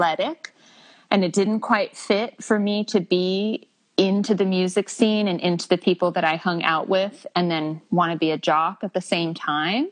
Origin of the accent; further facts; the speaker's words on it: El Monte, California, United States; also born or lived in Alhambra, California / Temple City, California / La Crescenta, California / Glendale, California; I grew up in El Monte, Temple City